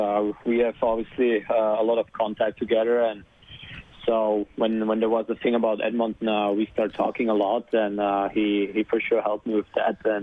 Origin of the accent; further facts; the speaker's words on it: Czechia; born there; English is a second language; also born or lived in Germany; To be honest, I was born in Czech, so